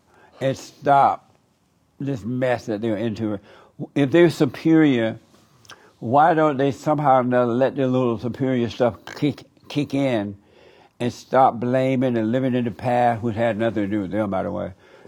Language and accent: English; Alabama, United States; Right. I grew up in Alabama.